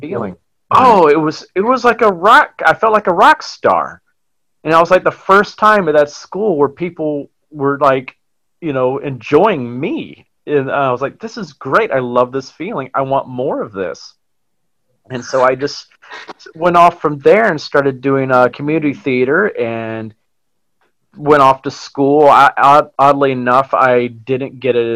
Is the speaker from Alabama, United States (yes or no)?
yes; Huntsville, Alabama, United States; moved away as an adult; now in New York City, United States; I'm originally from Huntsville, Alabama. I moved up here about 14 years ago to New York City to pursue acting